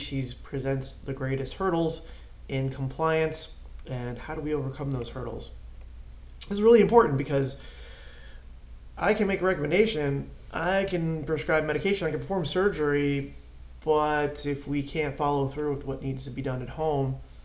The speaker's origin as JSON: {"language": "English", "town": "Clark", "region": "New Jersey", "country": "United States", "tie": "born or raised there", "said": "I had spent my entire life in Clark. All my sports, everything was there."}